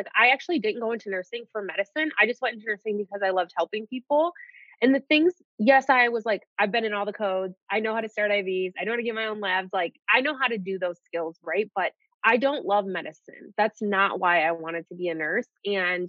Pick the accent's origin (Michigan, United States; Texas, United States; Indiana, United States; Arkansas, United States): Michigan, United States; Detroit; moved away as an adult; also born or lived in Colorado; I'm from Detroit